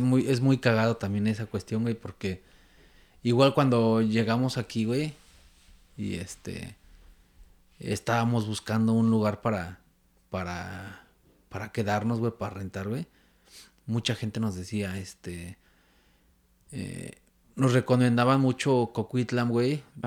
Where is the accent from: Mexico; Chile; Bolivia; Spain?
Mexico; Mexico City; moved away as an adult; now in Vancouver, Canada; soy chilango, güey, estoy acostumbrado al pinche tráfico de la Ciudad de México